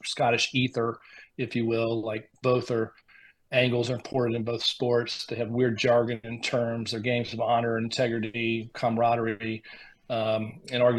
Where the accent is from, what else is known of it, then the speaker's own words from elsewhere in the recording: Greenville, South Carolina, United States; also born or lived in Rhode Island; I'm from Greenville, South Carolina